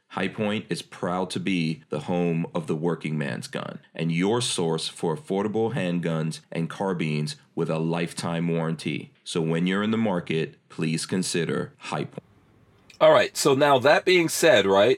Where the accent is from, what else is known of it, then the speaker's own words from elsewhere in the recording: Guyana; now in United States; I was born in Guyana, and I'm half black and half Indian